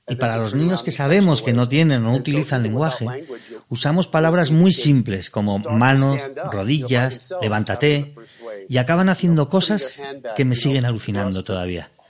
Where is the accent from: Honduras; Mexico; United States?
United States; San Diego, California; Yo crecí con su madre en San Diego, salíamos juntos cuando teníamos